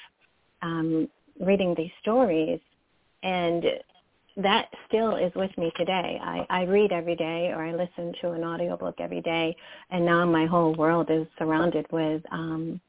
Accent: Middletown, New York, United States; also born or lived in Paterson, New Jersey; now in Detroit, United States; I grew up in Middletown, New York. We moved to Middletown, New York from Paterson, New Jersey, so I'm completely an East Coast girl

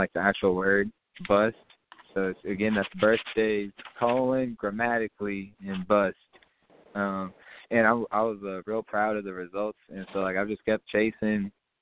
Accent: North Carolina, United States; I was born in North Carolina

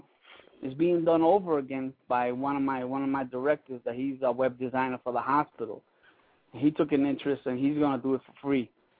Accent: Puerto Rico; now in New York, United States; I'm from Puerto Rico.

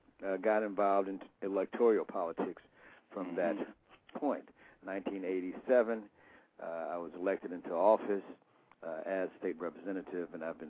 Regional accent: Chicago, Illinois, United States; I'm not from Oklahoma. I was born in Cary, Illinois.

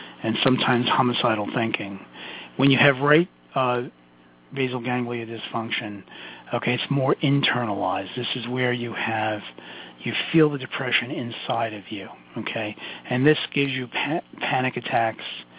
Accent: New York City, New York, United States; accent: Brooklyn; my Brooklyn accent

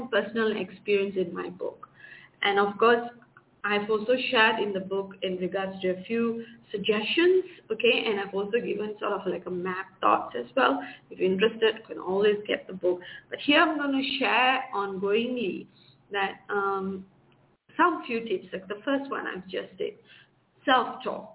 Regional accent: Malaysia; I'm from Malaysia.

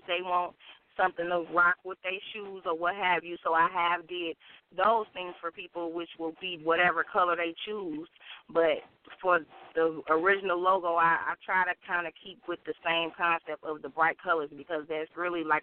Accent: Gary, Indiana, United States; born there; also born or lived in Michigan City; I am. I was born in Gary, Indiana, and I moved

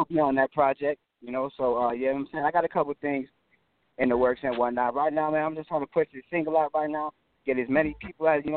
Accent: Florida, United States; also born or lived in New Jersey; I was born in Jersey, man. But, you know what I'm saying, I came to Florida when I was like a year or 2 years old

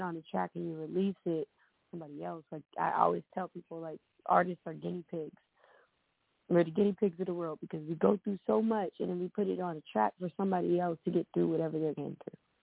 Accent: Ohio, United States; now in Atlanta, United States; I'm from Ohio

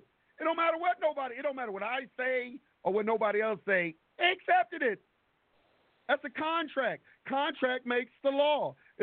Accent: United States; I was born here in the United States

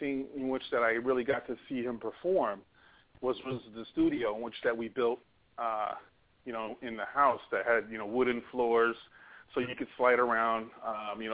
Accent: Hawaii, United States; I grew up in Hawaii next to Aloha Stadium

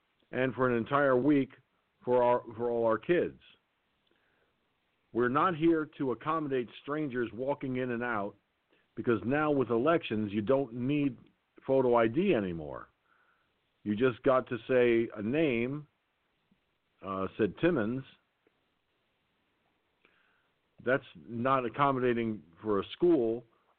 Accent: Valhalla, New York, United States; I was born in Valhalla, New York

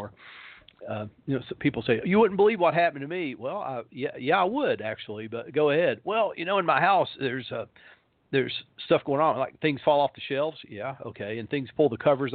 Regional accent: Tennessee, United States; my hometown in Tennessee

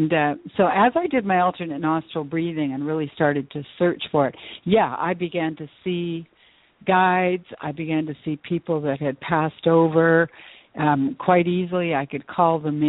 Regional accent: Vancouver, British Columbia, Canada; moved away as an adult; also born or lived in Edmonton / Tucson; left my hometown of Vancouver, BC, and I moved to Edmonton

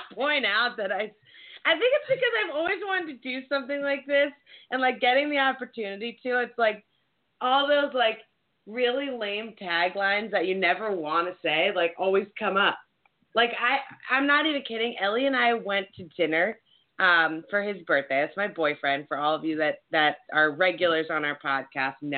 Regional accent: East Coast, United States; we're from the East Coast.

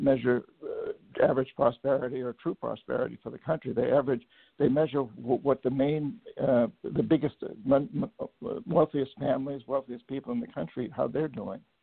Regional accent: New Hampshire, United States; also born or lived in Latin America; now in Bainbridge Island, United States; I grew up in New Hampshire, the son of a of a teacher in a boys' boarding school

